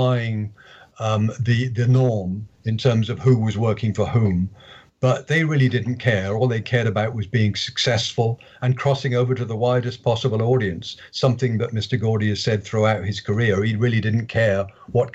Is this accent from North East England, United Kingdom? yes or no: no; Bristol, South West England, United Kingdom; my hometown of Bristol